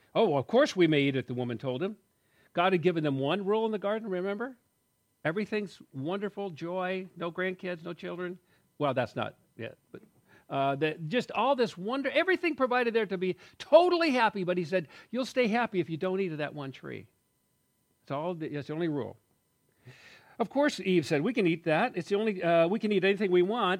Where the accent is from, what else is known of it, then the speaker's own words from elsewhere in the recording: United States; I'm an American guy, rugged individualist